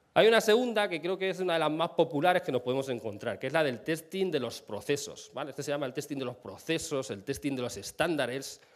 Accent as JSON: {"language": "Spanish", "region": "Castilla-La Mancha", "country": "Spain", "moved": "yes", "lives_now": "Madrid, Spain", "said": "vivo en Madrid, soy manchego"}